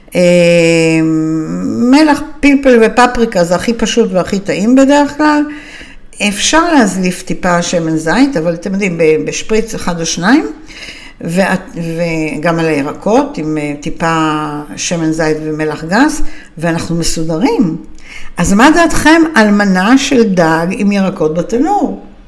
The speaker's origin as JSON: {"language": "Hebrew", "country": "Israel", "said": "אנחנו ישראלים מצויים"}